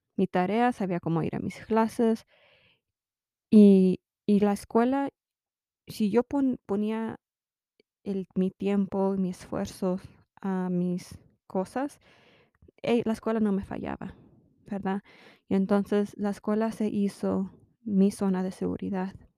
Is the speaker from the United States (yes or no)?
yes; United States; also born or lived in Mexico (parents); soy mexicana americana y tengo, mis padres son mexicanos